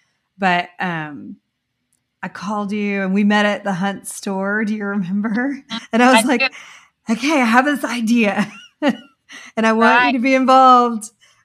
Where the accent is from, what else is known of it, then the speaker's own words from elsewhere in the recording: Corpus Christi, Texas, United States; I'm from Corpus Christi, and there was a point in my, I was early 20s when I had quit school for like maybe the second time, and I had moved back home to Corpus